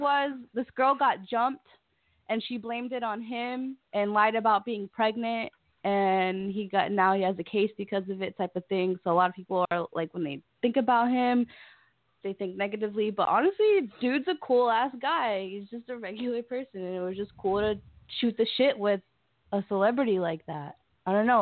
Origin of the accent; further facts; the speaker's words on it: Broward County, Florida, United States; I'm from Broward County